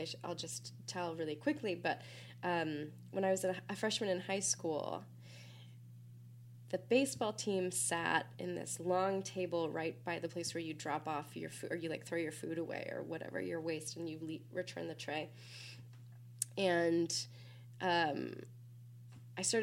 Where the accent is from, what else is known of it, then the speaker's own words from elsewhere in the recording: Minnesota, United States; now in Philadelphia, United States; I'm from Minnesota, as you mentioned, and and as I mentioned, come from like church tradition